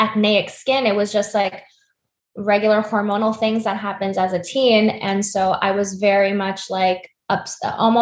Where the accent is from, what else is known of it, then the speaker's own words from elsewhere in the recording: United States; I'm Korean American, and I grew up in a Korean household, very influenced by my immigrant parents